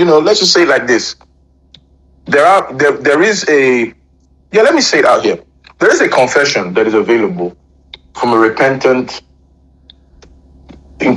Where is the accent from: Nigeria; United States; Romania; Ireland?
Nigeria; I am a Nigerian